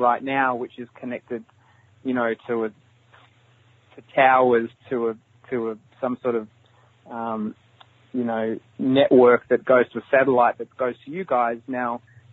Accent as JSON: {"language": "English", "country": "Australia", "said": "I'm from Australia"}